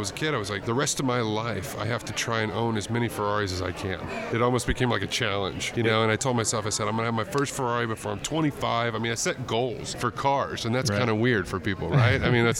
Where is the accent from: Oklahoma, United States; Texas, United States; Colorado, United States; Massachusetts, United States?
Texas, United States; And so I was raised in Texas.